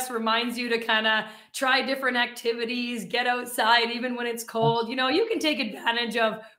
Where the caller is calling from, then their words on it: Winnipeg, Manitoba, Canada; Yeah, I am in Winnipeg, Manitoba. So, right in the middle of Canada.